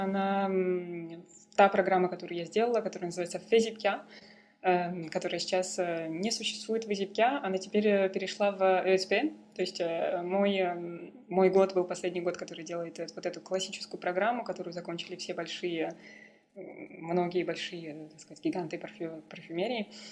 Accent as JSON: {"language": "Russian", "country": "Kazakhstan", "also_born_or_lived": "Vancouver, Canada / Paris, France", "moved": "as an adult", "lives_now": "Berlin, Germany", "said": "я дочь казахских степей. А, я при, приезжаю, приехала из Казахстана"}